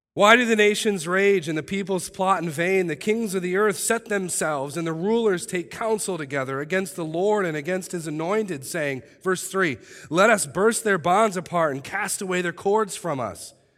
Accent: United States; I love our country

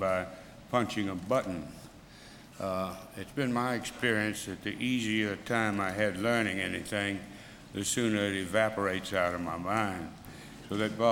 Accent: Mississippi, United States; I grew up in Mississippi

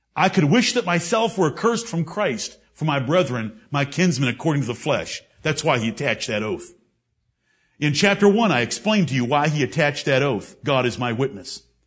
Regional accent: Michigan, United States; now in Greenville, South Carolina, United States; I come from Michigan.

